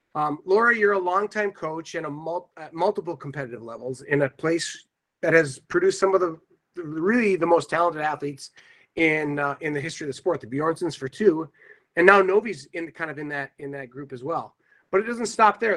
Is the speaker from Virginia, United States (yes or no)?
no; Iron Range, Minnesota, United States; I grew up on the Iron Range